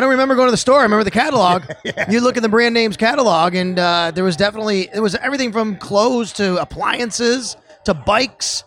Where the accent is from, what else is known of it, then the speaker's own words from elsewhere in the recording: Buffalo, New York, United States; moved away as an adult; also born or lived in Florida; a very good friend of mine who we grew up, we went to Cleve Hill together.